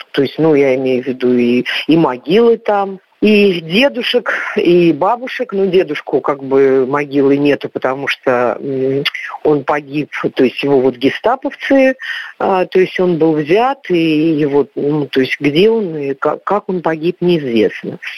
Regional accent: Belarus; also born or lived in Ural, Russia; Ну, я родилась не в Белоруссии, хотя у меня мама оттуда. Я родилась на Урале. Когда я закончила первый класс, а, то мама, скажем так, вернулась

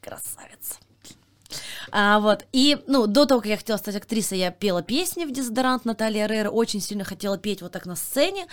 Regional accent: Kasli, Chelyabinsk Oblast, Russia; moved away; я из Кослей, из маленькой деревни в Челябинской области

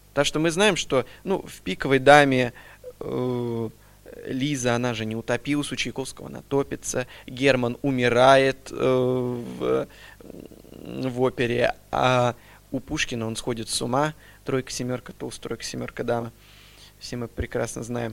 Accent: Astrakhan, Astrakhan Oblast, Russia; moved away as an adult; now in Kazan, Russia; Родился в Астрахани, закончил музыкальную школу имени

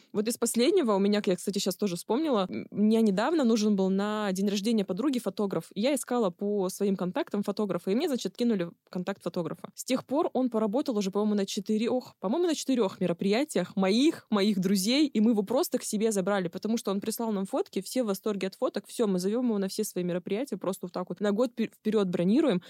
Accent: Barnaul, Altai Krai, Russia; Я из Барнаула

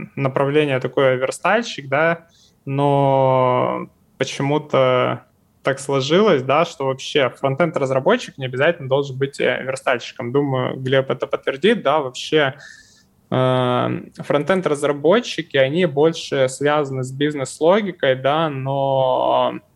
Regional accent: Far East, Russia; я вот, например, с Дальнего Востока, у нас тут вообще все плачевно с зарплатами

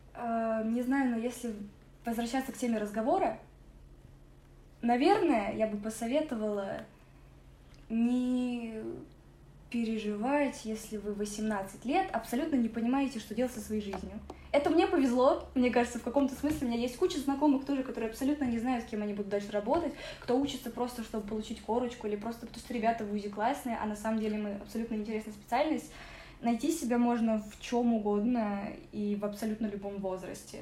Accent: Moscow, Russia; also born or lived in Ukraine; это мой родной город

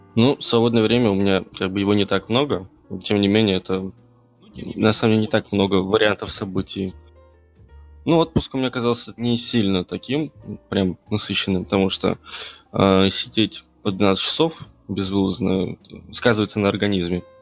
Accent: Tatarstan, Russia; я хоть татарин, но татарский я вообще не бельмим

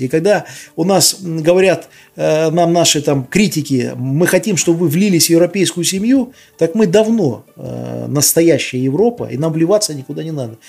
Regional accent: Belarus

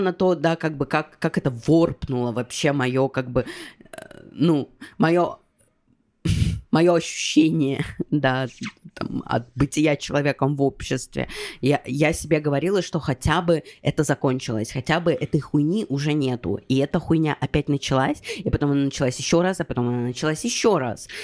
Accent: Russia; moved away as an adult; я уехала из России, но как бы э, давление российского паспорта

